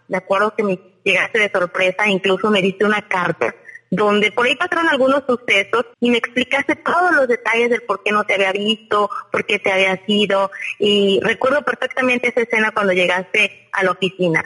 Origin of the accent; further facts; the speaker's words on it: Hidalgo, Mexico; now in Mazatlán, Mexico; soy del estado de Hidalgo, incluso no soy de aquí de Mazatlán